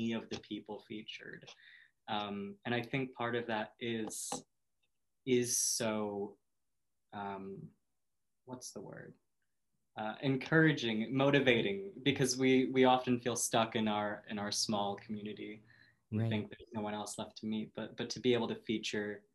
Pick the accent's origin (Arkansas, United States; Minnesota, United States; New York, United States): Minnesota, United States; Minneapolis; also born or lived in Sioux Falls, South Dakota; now in Maine, United States; I grew up in the Midwest, so what it was not the most accepting place in the world. Minnesota and South Dakota